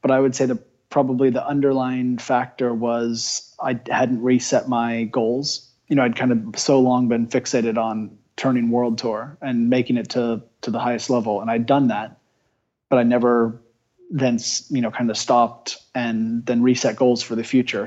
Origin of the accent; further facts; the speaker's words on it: United States; being an American